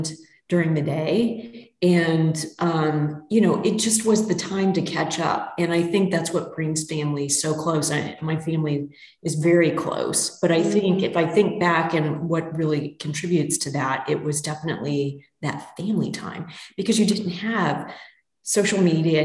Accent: Missouri, United States; I grew up in Mid, Missouri

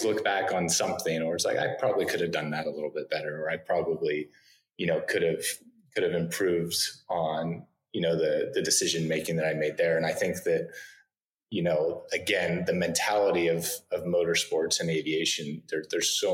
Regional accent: Northern California, United States; I grew up in Northern California.

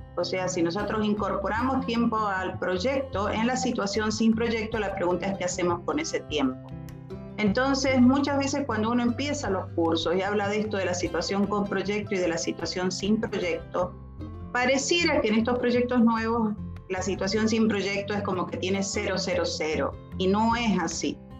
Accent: Argentina; yo soy argentina

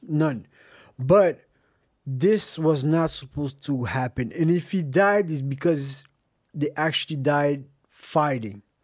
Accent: Montreal, Quebec, Canada; I was born in Montreal

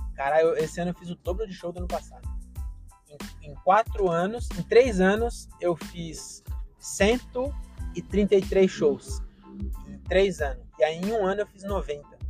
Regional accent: Francisco Morato, São Paulo, Brazil; sou de Morato

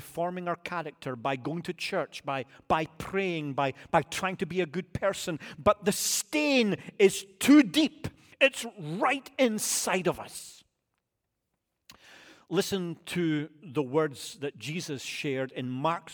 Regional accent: United Kingdom; moved away; I'm British

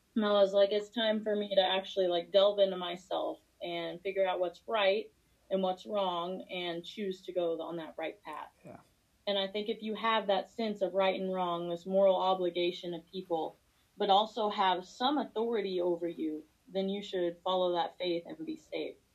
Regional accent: Missouri, United States; moved away as an adult; also born or lived in Springfield; now in Virginia, United States; I'm from Missouri. I'm a country girl

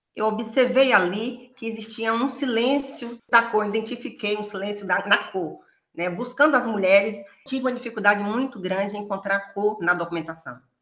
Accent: Feira de Santana, Bahia, Brazil; eu sou natural de Feira de Santana, Bahia, é a cidade onde eu fui criada

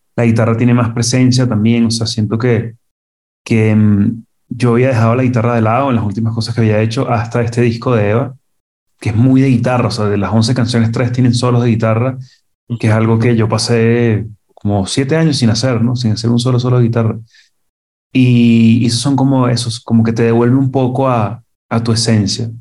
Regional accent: Venezuela; moved away as an adult; now in Mexico; cuando llegué yo de Venezuela para acá a vivir

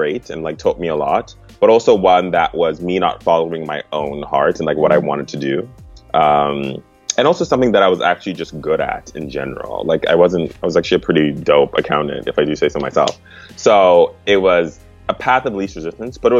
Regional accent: Harare, Zimbabwe; also born or lived in Cape Town, South Africa; now in Los Angeles, United States; I was born in Zimbabwe, in Harare

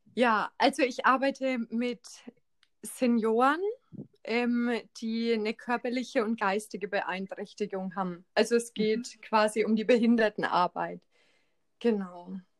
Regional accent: Schweinfurt, Bavaria, Germany; die Fachschule in Schweinfurt da wo ich herkomme

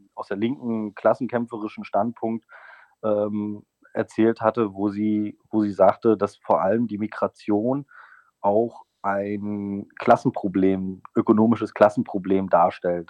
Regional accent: Mecklenburg-Vorpommern, Germany; now in Thuringia, Germany; in meinem Heimatbundesland Mecklenburg-Vorpommern

